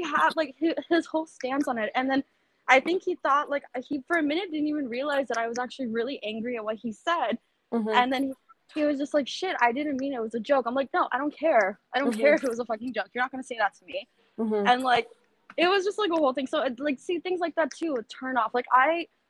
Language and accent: English; Florida, United States; now in New York, United States; I'm from Florida originally